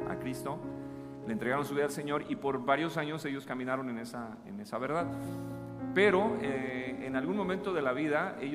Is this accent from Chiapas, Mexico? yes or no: yes; Chiapas, Mexico; accent: chapaneco; Yo ya perdí el acento que tenía, ¿no? Mi acento chapaneco, pues era más cantadito.